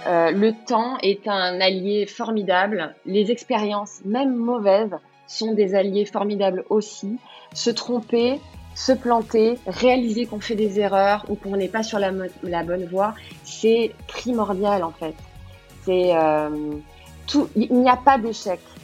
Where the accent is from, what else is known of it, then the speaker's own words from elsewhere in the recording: Cannes, Provence-Alpes-Côte d'Azur, France; je suis de la Côte d'Azur, je suis de Cannes, je suis originaire du coin